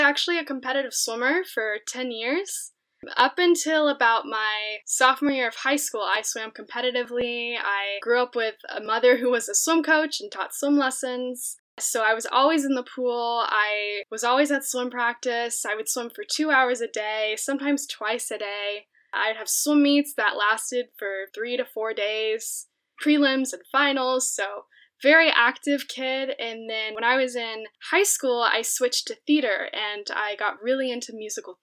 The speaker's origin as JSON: {"language": "English", "town": "Round Rock", "region": "Texas", "country": "United States", "tie": "born or raised there", "said": "I am practically born and raised in, it's Round Rock, Texas, but it's basically Austin, Texas."}